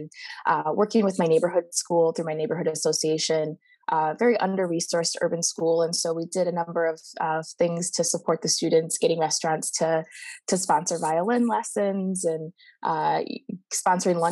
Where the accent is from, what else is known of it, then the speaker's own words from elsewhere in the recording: Midwest, Michigan, United States; accent: Midwestern; moved away as an adult; now in California, United States; you could probably hear the Midwestern in my voice